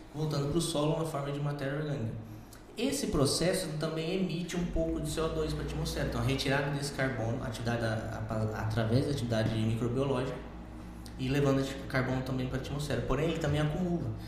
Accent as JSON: {"language": "Portuguese", "region": "Rondônia", "country": "Brazil", "tie": "born or raised there", "also_born_or_lived": "Ribeirão Preto, São Paulo / Botucatu, São Paulo", "moved": "as an adult", "lives_now": "Lucas do Rio Verde, Brazil", "said": "eu nasci no interior de São Paulo, sou de Ribeirão Preto, mas fui criado em Rondônia"}